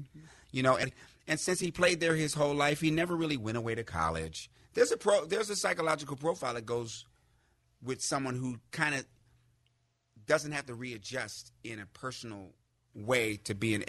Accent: Laramie, Wyoming, United States; also born or lived in Greenville, Mississippi / Casper, Wyoming / Fort Collins, Colorado / Washington, D.C.; Because I was abandoned as an infant in Greenville, Mississippi. I was adopted by a white woman from Wyoming. I was raised in Laramie, Wyoming, and Casper, Wyoming, and Fort Collins, Colorado.

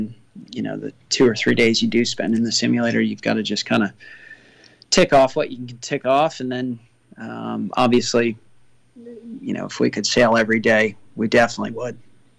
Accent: United States; as an American

